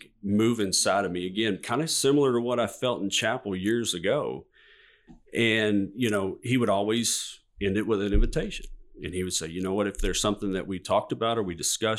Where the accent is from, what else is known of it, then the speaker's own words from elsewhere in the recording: Georgia, United States; You know, I grew up in Southeast Georgia. My parents, my grandparents were Catholic. And so we would go to the Catholic Church.